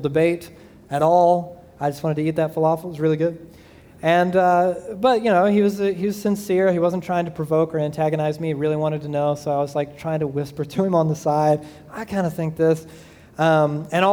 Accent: Southeast Georgia, United States; moved away; I grew up in Southeast Georgia

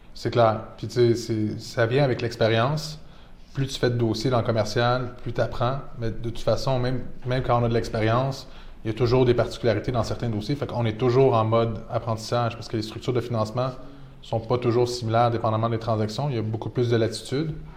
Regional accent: Laval, Quebec, Canada; also born or lived in Toronto; je suis né à Laval, grandi à Laval

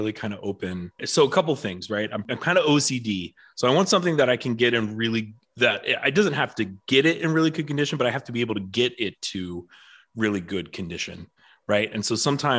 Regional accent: Frederick, Maryland, United States; also born or lived in San Diego; grew up in Frederick myself as well. Lived in San Diego for about 6 years

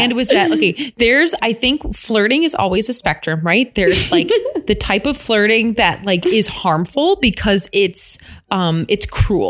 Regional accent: Midwest, United States; I'm from the Midwest, so I'm like super friendly.

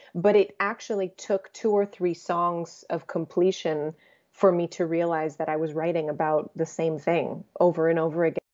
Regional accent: United States; first language English; I was born in the States, uh, first generation American, but my parents are both Croatian.

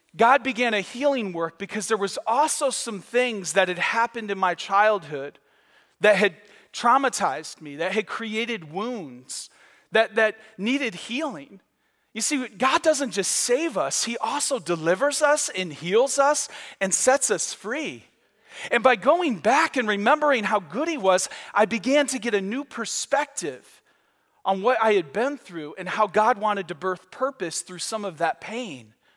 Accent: Michigan, United States; now in Florida, United States; I grew up on Lake Huron

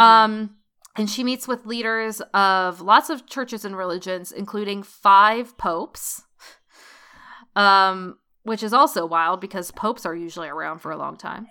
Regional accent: United States; as an American

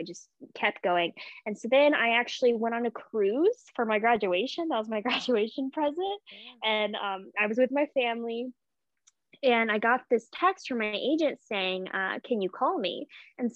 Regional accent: Memphis, Tennessee, United States; moved away as an adult; also born or lived in Birmingham, Alabama; I grew up in Memphis, Tennessee

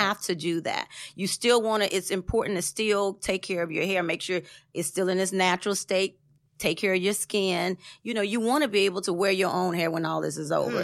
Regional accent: Tennessee, United States; moved away as an adult; now in Atlanta, United States; I moved to Atlanta, um, from Tennessee

